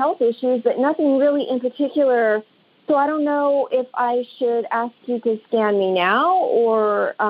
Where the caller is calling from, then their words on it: Palm Springs, California, United States; Okay, Palm Springs, California.